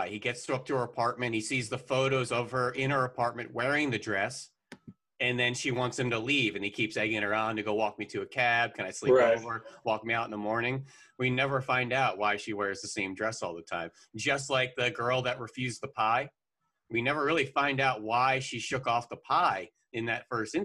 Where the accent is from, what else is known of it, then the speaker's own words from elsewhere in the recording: the Poconos, Northeast Pennsylvania, United States; also born or lived in Philadelphia; I grew up in Northeast Pennsylvania in the Poconos